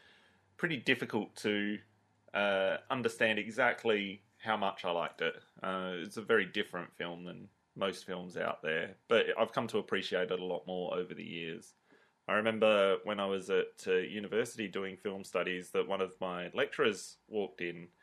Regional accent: Australia; we're Australian

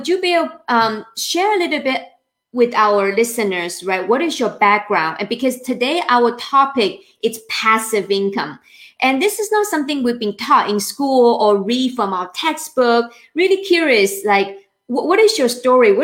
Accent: China; moved away; I'm from China

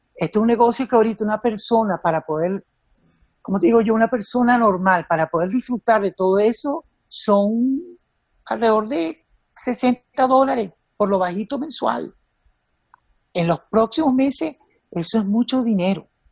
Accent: Venezuela; éramos venezolanos, éramos venezolanitos

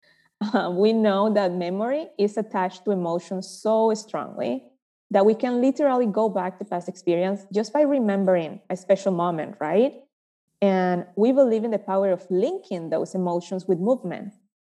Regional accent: Panama; moved away as an adult; now in United States; I was raised in Panama, running around trees, playing with woods, with flowers, with rocks

